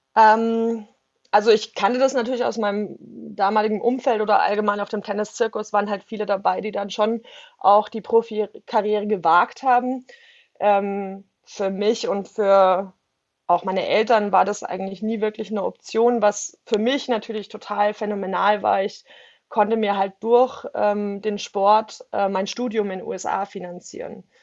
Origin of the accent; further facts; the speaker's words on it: a village south of Munich, towards Garmisch, Bavaria, Germany; ich bin tatsächlich ähm, in einem Dorf aufgewachsen, ähm, südlich von München, ähm, eigentlich in den Bergen direkt, ähm, also eher so die Garmischer Richtung runter.